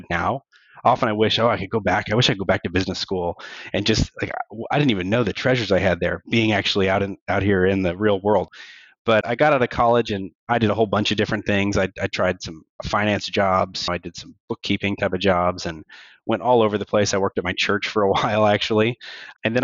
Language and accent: English; Kansas City, United States; now in Topeka, United States; Work drew me to Topeka, but I was born and raised over in Kansas City, which is about an hour away. So I've always been here in between Kansas and Missouri area, Midwest.